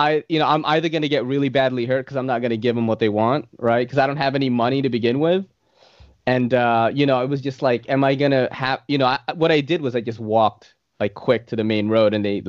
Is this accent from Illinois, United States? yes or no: no; New York City, New York, United States; in the late 90s, like, I was that kid because if you're growing up in New York City as an Asian kid